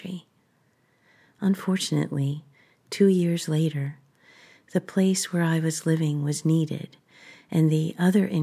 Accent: Three Fingers Cove, New Jersey, United States; moved away as an adult; also born or lived in Bronx, New York; now in Washington State, United States; Three Fingers Cove, where I grew up

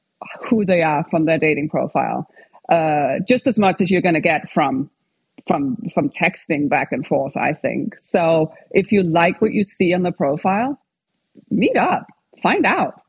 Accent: Denmark; English is a second language; moved away as an adult; also born or lived in England; now in United States; So I'm from Denmark. And when I was 20, I moved to England and I lived and studied over there for like 6 years before I moved over to California.

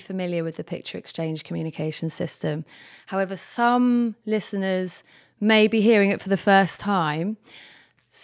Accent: Jersey; moved away as an adult; also born or lived in London; I've just moved from London to Jersey. So I've lived in London for the last about 14 years and I grew up in Jersey

